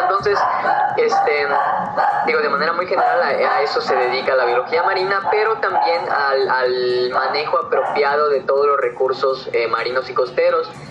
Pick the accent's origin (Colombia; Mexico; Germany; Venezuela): Mexico; Yucatán; yo soy de Yucatán